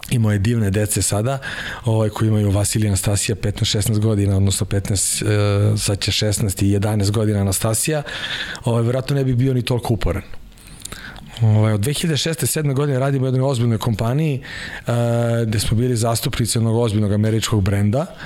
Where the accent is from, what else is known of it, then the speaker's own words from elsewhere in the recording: Kraljevo, Šumadija and Western Serbia, Serbia; moved away as an adult; also born or lived in Croatia; now in Belgrade, Serbia; bio sam aktivan judista i u Kraljevu iz Hrvatske smo se doselili, otac vojno lice pilot, pa je došao u Kraljevo, on tamo nekih 80 i neke godine. I onda smo pošli prešli za Beograd, brat i ja